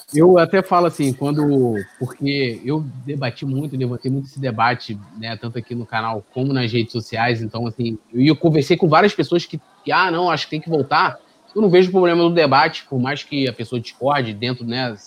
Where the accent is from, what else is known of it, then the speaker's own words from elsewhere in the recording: São Gonçalo, Rio de Janeiro, Brazil; eu sou de São Gonçalo